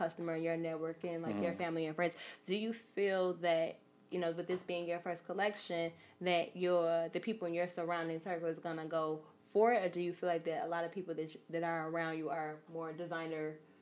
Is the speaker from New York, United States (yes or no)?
no; Chicago, Illinois, United States; I'm from Chicago